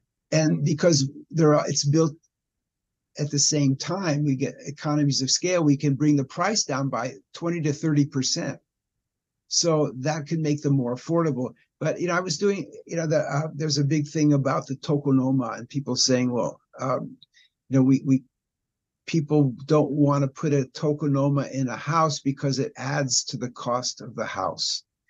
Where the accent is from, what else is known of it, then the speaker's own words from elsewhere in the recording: Los Angeles, California, United States; moved away as an adult; now in Japan; You know, I came from Los Angeles, and I came in 1971.